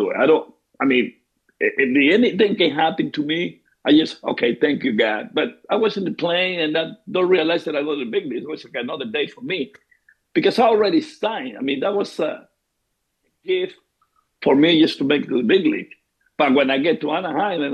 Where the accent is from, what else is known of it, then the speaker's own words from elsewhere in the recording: Venezuela; moved away as an adult; now in Tampa, United States; I grew up in Venezuela